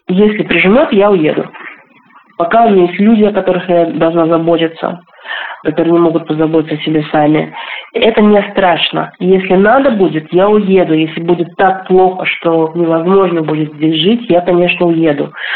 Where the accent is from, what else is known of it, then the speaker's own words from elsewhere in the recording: Bugulma, Tatarstan, Russia; moved away as an adult; also born or lived in Moscow / Nepal / Colombia; Я живу в городе под названием Бугульма. Это мой родной город